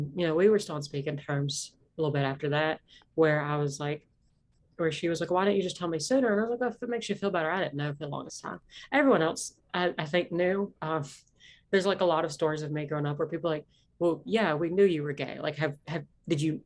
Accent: Southwest Virginia, United States; accent: Appalachian; I grew up in Southwest Virginia, grew up in Appalachia, like, you know, grew up in the Blue Ridge, you know, area

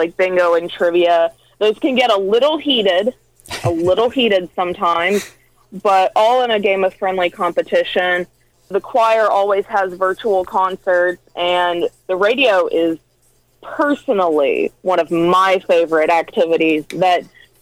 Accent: Sacramento, Kentucky, United States; now in Owensboro, United States; I am from Muhlenberg County, Kentucky, which is about 45 minutes away from here.

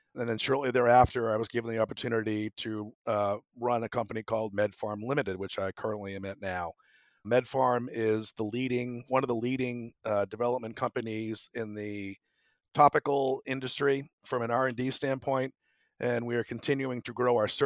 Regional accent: Massachusetts, United States; moved away as an adult; also born or lived in Tampa; I grew up in Massachusetts and attended school in Massachusetts as well

